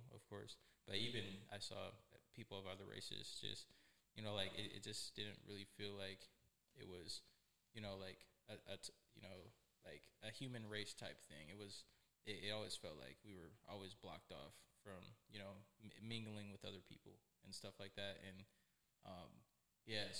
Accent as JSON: {"language": "English", "town": "Detroit", "region": "Michigan", "country": "United States", "tie": "born or raised there", "said": "I'm from Detroit, Michigan. I grew up in Detroit"}